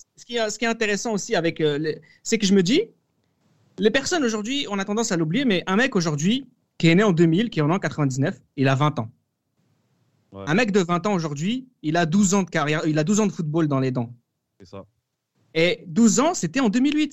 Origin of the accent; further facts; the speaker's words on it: France; en tant que Français